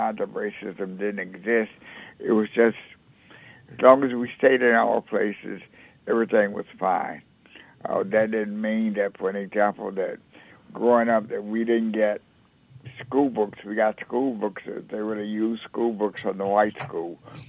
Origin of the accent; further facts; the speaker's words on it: Bogalusa, Louisiana, United States; Well, I think Bogalusa was really kind of a unique place to grow up, kind of different from most southern towns, because Bogalusa was had a factory in it, and so it was not a town that depended on agriculture